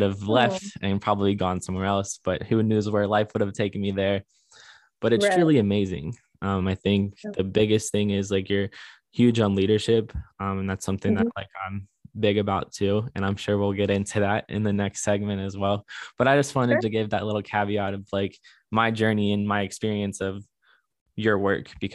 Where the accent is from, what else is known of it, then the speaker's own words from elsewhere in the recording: Northern Kentucky, United States; we grew up in Northern Kentucky